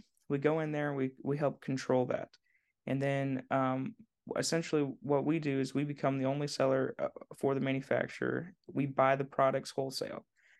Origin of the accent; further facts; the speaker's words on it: Indiana, United States; Oh, man. Well, I grew up in Southern Indiana and I grew up in a cornfield